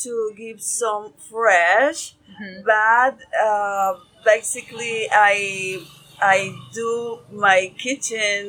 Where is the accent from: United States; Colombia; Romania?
Colombia; Medellín, Antioquia; English is a second language; now in Palomino, Colombia; I'm from Medellin